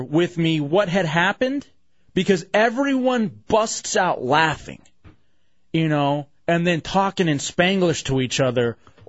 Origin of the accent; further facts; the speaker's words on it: Midland, Texas, United States; when I was growing up in Midland, Texas, staying at my grandparents' place